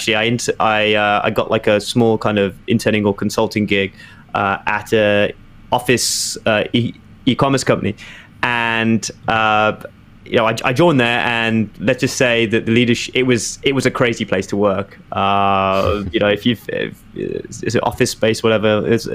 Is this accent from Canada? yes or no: no; Birmingham, West Midlands, United Kingdom; moved away as an adult; also born or lived in London, United Kingdom; now in New York, United States; when I was growing up in Birmingham